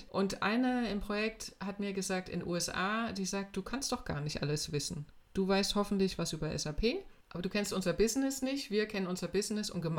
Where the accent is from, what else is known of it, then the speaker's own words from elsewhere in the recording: Weimar, Thuringia, Germany; ich bin äh, in Weimar aufgewachsen und zwar zu einer Zeit, als das noch DDR war.